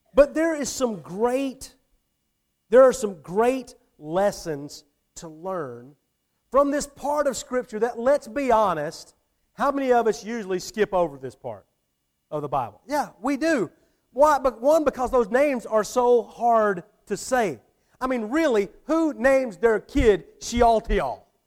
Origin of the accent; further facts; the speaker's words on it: Atlanta, Georgia, United States; moved away as an adult; now in Thomasville, United States; I didn't grow up here. You know, I grew up, I grew up in the Atlanta area